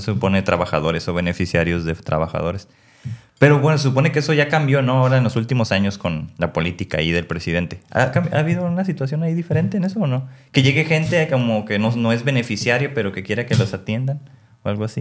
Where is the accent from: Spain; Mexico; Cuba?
Mexico; nosotros como mexicanos, pues somos más como de la parte nativa